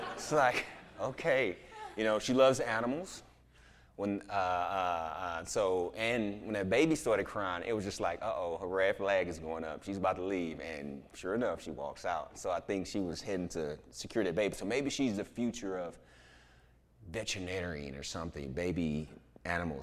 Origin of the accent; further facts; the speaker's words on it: Houston, Texas, United States; I'm from Houston